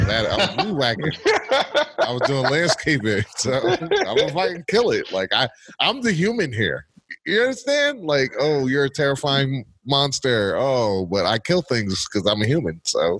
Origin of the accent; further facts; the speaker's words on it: New York City, New York, United States; moved away as an adult; also born or lived in Georgia; Listen, I grew up in the Bronx. Well, I was born in the Bronx